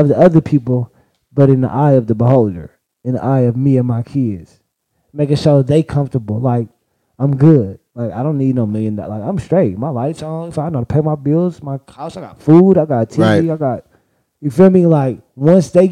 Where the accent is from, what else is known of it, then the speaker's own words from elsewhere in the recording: Oakland, California, United States; I'm from Oakland, California